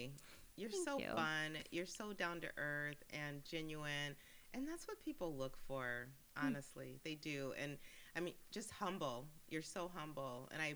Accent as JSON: {"language": "English", "town": "El Paso", "region": "Texas", "country": "United States", "said": "I'm from El Paso, Texas."}